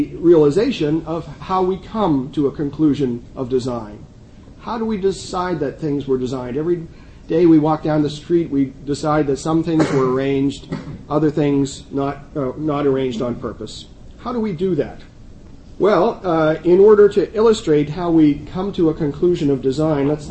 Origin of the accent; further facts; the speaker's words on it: Allentown, Pennsylvania, United States; It's my hometown.